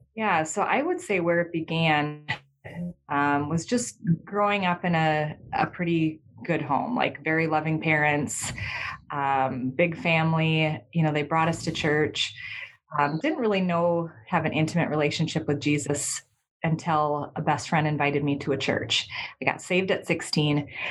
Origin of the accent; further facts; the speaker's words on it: Minnesota, United States; I'm from Minnesota in the United States.